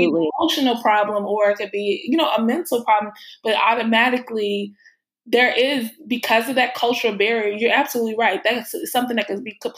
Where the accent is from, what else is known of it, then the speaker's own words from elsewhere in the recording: Chicago, Illinois, United States; moved away as an adult; also born or lived in New York; I'm from Chicago and I've been living in New York and I just moved back to Chicago